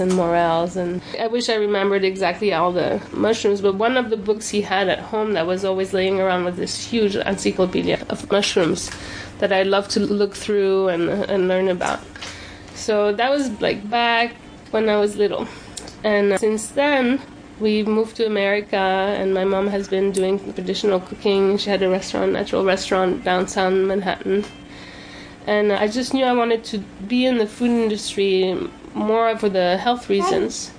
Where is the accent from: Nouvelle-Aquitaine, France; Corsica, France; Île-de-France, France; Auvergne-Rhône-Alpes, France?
Corsica, France; now in Ellenville, United States; I'm from Corsica in the south of France, a little island